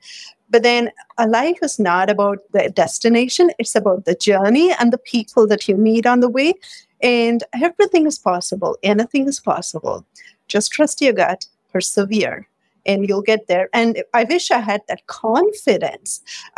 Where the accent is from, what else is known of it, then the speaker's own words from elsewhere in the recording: India; I'm Indian, so I grew up with a lot of cooking spices and aromas and colors surrounded by all these.